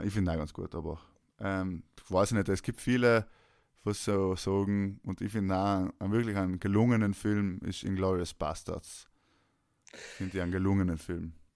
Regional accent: South Tyrol, Trentino-Alto Adige, Italy; now in Vienna, Austria; ist Tanzen natürlich unser Ding als Südtiroler

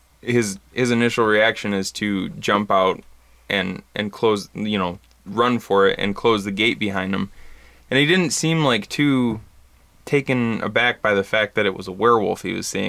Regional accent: Bad Axe, Michigan, United States; I grew up in Bad Axe

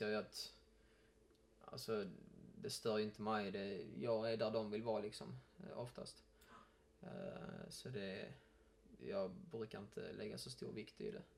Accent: Malmö, Skåne, Sweden; jag är ju uppväxt i Malmö

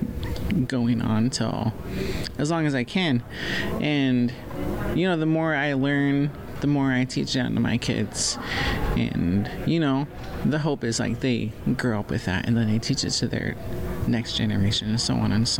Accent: Muckleshoot, Washington, United States; I come from the Muckleshoot tribe

